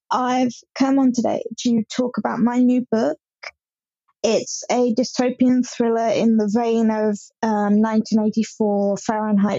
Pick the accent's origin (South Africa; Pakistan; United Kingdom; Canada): United Kingdom; Hampshire, South East England; I'm from Hampshire in England